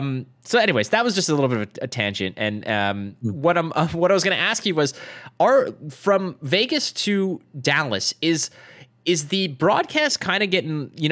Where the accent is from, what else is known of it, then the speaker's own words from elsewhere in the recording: Toronto, Ontario, Canada; The Canadian Nationals, like, so I'm from Toronto. I qualified for Nationals.